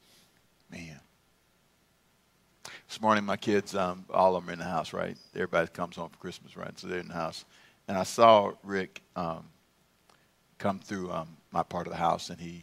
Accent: Los Angeles, California, United States; I grew up in South Central LA.

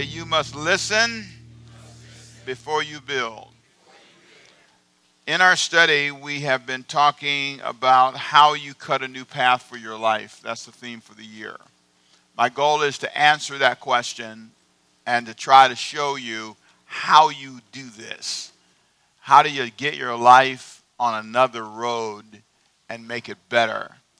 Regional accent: Los Angeles, California, United States; also born or lived in Savannah; Who was born in Savannah? I was. Okay. But I was raised in Los Angeles.

